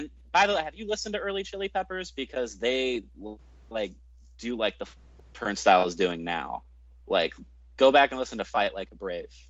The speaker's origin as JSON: {"language": "English", "town": "Las Vegas", "region": "Nevada", "country": "United States", "said": "I'm from Vegas"}